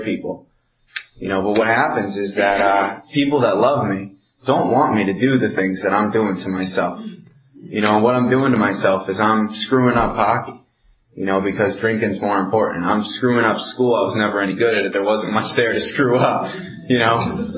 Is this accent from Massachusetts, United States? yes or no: yes; Amherst, Massachusetts, United States; also born or lived in Belchertown, Massachusetts; I grew up in Amherst, Mass. That's where I'm from. Well, I'm from Belchertown. It's right next to Amherst